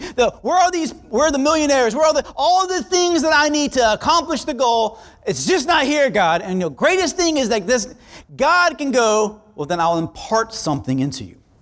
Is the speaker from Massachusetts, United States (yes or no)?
no; South Florida, United States; I'm from South Florida